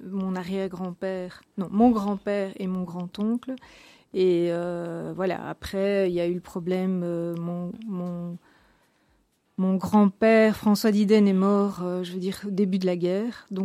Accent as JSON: {"language": "French", "town": "Ixelles", "region": "Brussels-Capital Region", "country": "Belgium", "tie": "born there", "said": "Oui, je suis né à Bruxelles, je suis né à, Ixelles. Et bon, voilà, j'ai en fait habité jusqu'à mes trois ans chaussée de Gand, donc là où se trouvait la société."}